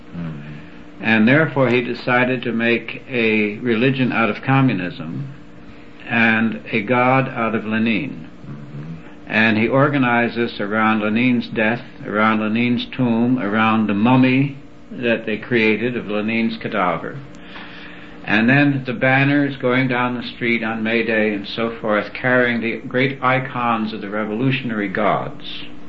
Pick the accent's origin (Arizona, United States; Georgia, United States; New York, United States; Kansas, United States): New York, United States; I was raised in New York